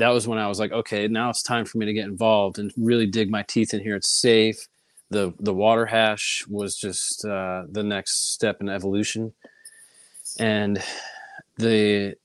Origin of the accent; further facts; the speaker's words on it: Connecticut, United States; moved away as an adult; also born or lived in Boston / California; I grew up in Connecticut, small town